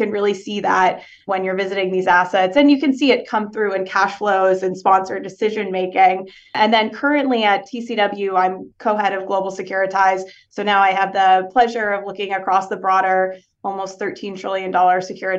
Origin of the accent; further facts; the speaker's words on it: Dallas, Texas, United States; also born or lived in Houston; I was born in Houston. I went to high school in Dallas. So I've moved around a fair bit though.